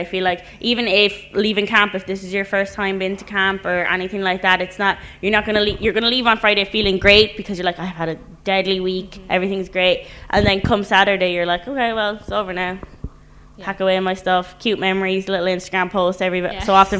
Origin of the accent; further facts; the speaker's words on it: Ireland; That's kind of similar to for me, and I know being Irish, that's kind of a different thing and not something that's super common like that.